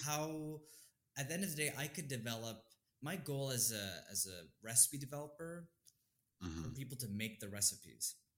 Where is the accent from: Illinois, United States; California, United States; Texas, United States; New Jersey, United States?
California, United States; East Bay; now in New York, United States; I was born in California, the Bay Area, East Bay Pride